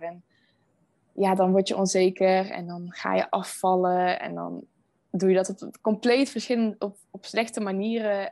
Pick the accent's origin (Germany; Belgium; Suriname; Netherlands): Netherlands; Veldhoven, North Brabant; moved away as an adult; now in Rotterdam, Netherlands; Ik kom uit Veldhoven, dat ligt uh, eh, dichtbij Eindhoven